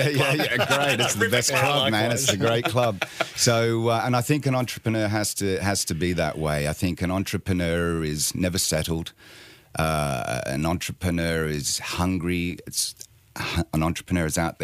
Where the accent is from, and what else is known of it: Sydney, New South Wales, Australia; also born or lived in London; now in Bournemouth, United Kingdom